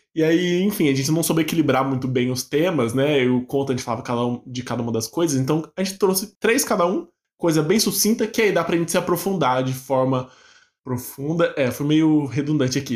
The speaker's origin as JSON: {"language": "Portuguese", "town": "Bauru", "region": "São Paulo", "country": "Brazil", "tie": "born or raised there", "moved": "as an adult", "lives_now": "São Paulo, Brazil", "said": "também sou bauruense de nascença, também sou da Cidade Sem Limites"}